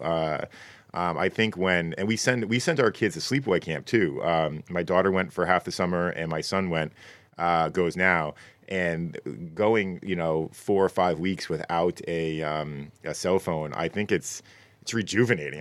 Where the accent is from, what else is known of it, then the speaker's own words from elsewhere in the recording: Connecticut, United States; I'm from Connecticut